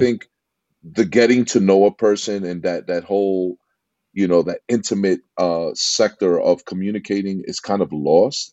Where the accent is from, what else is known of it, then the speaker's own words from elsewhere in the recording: New York City, New York, United States; accent: East Coast; moved away as an adult; also born or lived in Jackson Heights, Queens; now in Laguna Niguel, United States; I'm from New York, uh, born and raised in, uh, in Corona, Queens